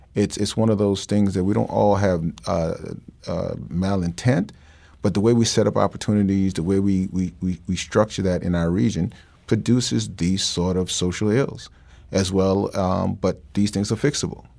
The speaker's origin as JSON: {"language": "English", "town": "New York City", "region": "New York", "country": "United States", "tie": "born or raised there", "moved": "yes", "said": "I grew up in New York"}